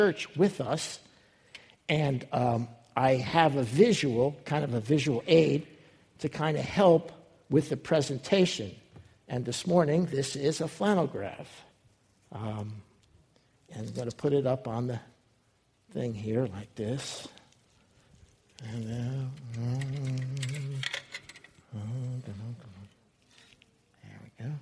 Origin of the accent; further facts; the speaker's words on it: New Jersey, United States; moved away; I was growing up in New Jersey as a young boy